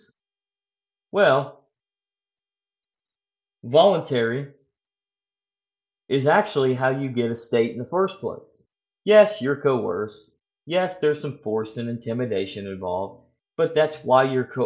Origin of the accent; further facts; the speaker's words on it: United States; I'm an American, we're in the United States of America